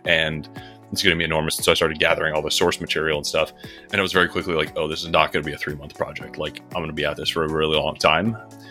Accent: Michigan, United States; I grew up just outside Detroit in Michigan. Grew up in kind of a small business family

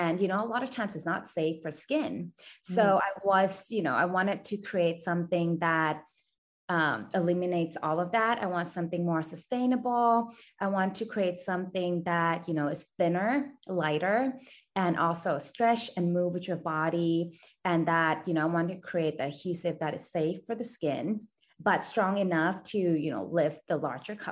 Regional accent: Thailand; I was born and raised in Thailand

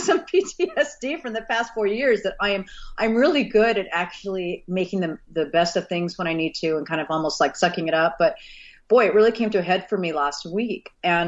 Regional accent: Texas, United States; also born or lived in Missouri; You know, I was born in Missouri. I didn't grow up in Missouri, but I was born in Missouri. And then my dad was an oil and gas. So we moved around the country a lot. So I spent a good chunk of my formative years in Texas.

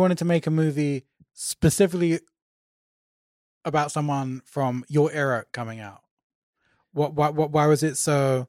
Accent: London, United Kingdom; all these people look like people I grew up with in Northwest London.

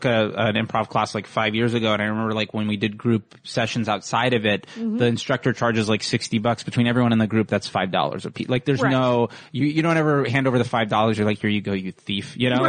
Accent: Fort Lauderdale, Florida, United States; moved away; I'm from Florida.

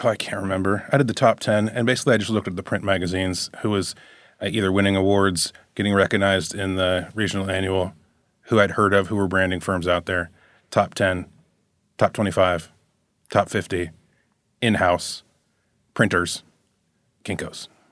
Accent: Chapel Hill, North Carolina, United States; I was from Chapel Hill

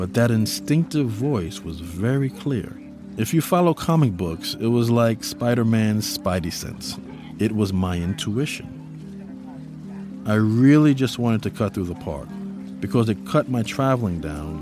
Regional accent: New York City, New York, United States; I grew up in New York City. It was a huge part of the foundation of my upbringing. I lived in the Bronx and went to school in Harlem

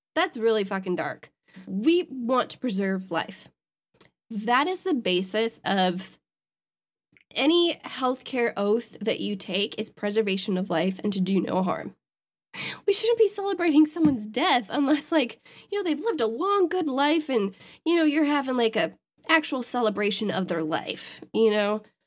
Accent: Wisconsin, United States; my home state

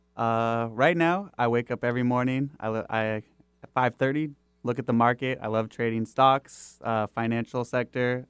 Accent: Kirkland, Washington, United States; also born or lived in Bothell; I actually, uh, grew up on the East Side. I was born in Bothell. We moved to Kirkland, North Rosehill area

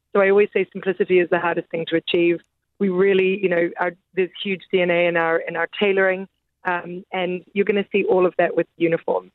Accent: Auckland, New Zealand; now in London, United Kingdom; I was born in Auckland, New Zealand's my home

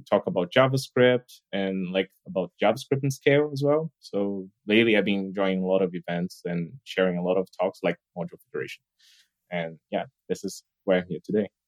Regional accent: Brazil; now in Berlin, Germany; So, as you know, like … I'm actually from Brazil, so I've been living here in like Berlin for quite a while now.

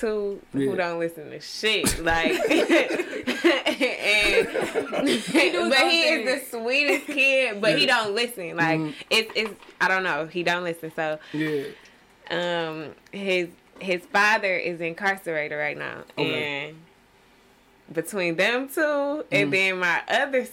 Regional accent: Detroit, Michigan, United States; I grew up. On the West Side, in a two-parent household

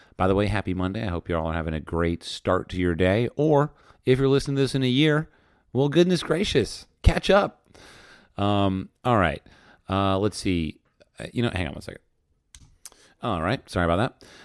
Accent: New Jersey, United States; I grew up in New Jersey

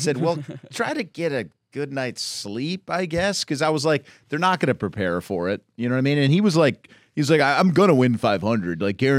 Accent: Los Angeles, California, United States; I've been here my whole life.

